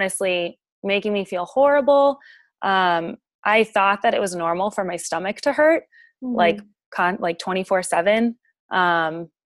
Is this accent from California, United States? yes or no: no; Virginia, United States; moved away as an adult; now in Alabama, United States; I'm originally from Virginia